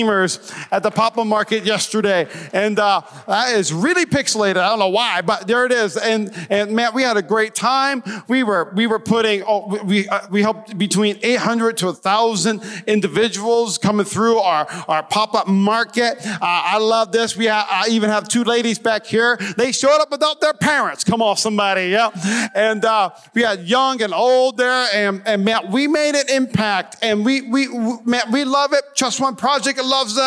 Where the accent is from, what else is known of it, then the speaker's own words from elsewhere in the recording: Midwest, United States; I grew up in the Midwest